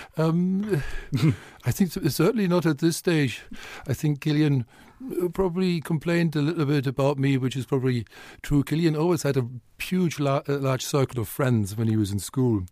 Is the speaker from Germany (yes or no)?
yes; North Germany, Germany; English is a second language; moved away as an adult; also born or lived in Westphalia / Cologne / Wales / England; now in Dublin, Ireland; I was from North Germany.